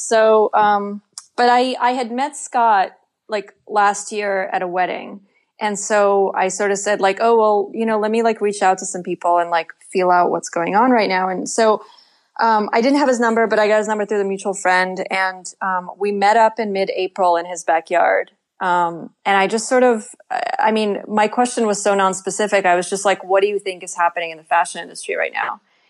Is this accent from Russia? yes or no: yes; Russia